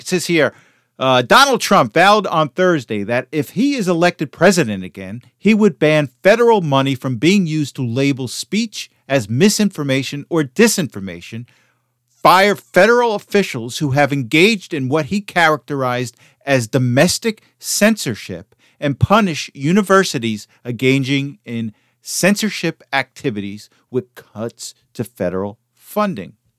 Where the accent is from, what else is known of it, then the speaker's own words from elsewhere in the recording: United States; I, as an American